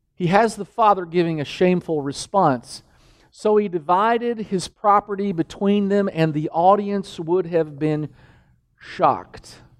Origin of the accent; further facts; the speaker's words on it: Danville, Kentucky, United States; moved away; the village I grew up in, in Danville, Kentucky